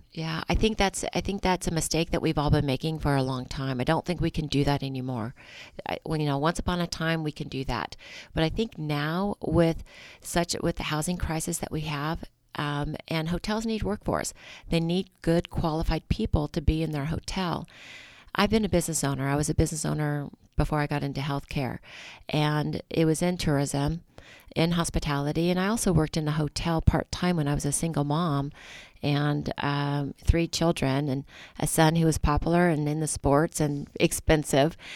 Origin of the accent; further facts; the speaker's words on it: Napa, California, United States; I'm a girl from Napa that's rooted in this community